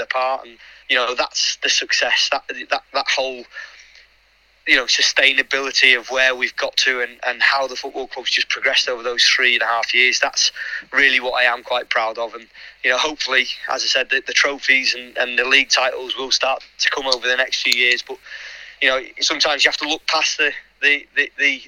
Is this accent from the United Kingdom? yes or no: yes; Liverpool, North West England, United Kingdom; now in Wolverhampton, United Kingdom; I'm from Liverpool originally